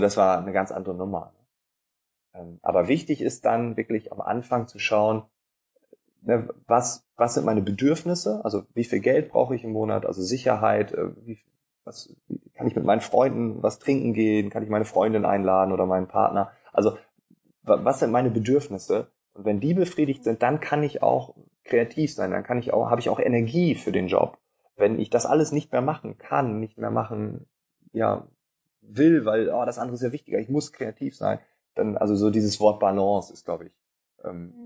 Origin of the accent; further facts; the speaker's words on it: Northern Germany, Germany; accent: Northern German; ich bin Norddeutscher